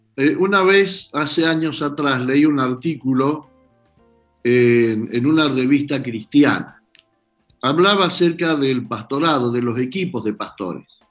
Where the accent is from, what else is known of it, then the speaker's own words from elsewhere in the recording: Argentina; los argentinos nos encargamos